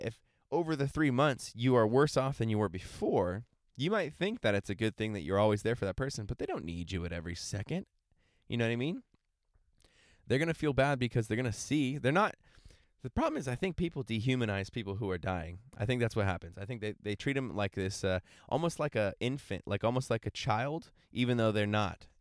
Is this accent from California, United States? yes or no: yes; San Diego, California, United States; I'm from San Diego, California